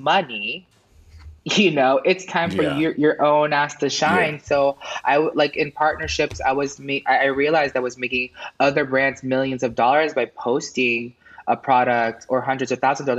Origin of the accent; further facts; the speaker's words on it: New York City, New York, United States; moved away as an adult; also born or lived in Manhattan / Orlando; now in Los Angeles, United States; I was born in in Manhattan, and then I grew up in Queens